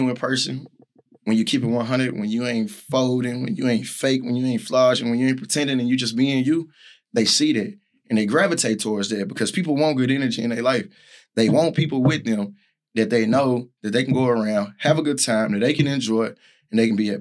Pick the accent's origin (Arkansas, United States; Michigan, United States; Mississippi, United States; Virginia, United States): Arkansas, United States; Little Rock; I grew up in Little Rock, Arkansas